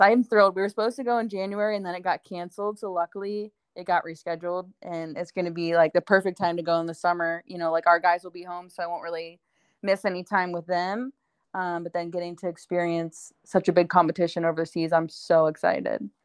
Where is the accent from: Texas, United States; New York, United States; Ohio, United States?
Ohio, United States; now in Tempe, United States; growing up in Ohio, growing up with snow